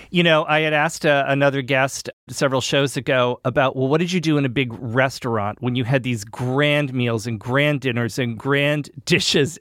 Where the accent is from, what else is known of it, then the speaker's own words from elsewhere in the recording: New England, United States; I'm from New England